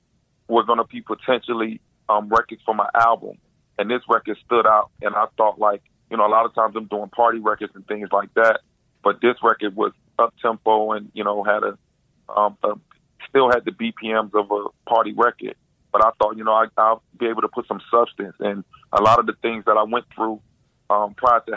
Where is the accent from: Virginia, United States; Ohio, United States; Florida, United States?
Florida, United States; Miami; born and raised in Miami